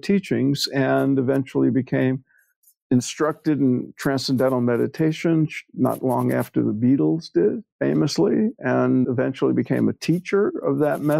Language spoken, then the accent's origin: English; New York City, New York, United States; I grew up in New York, in Brooklyn, before it was fashionable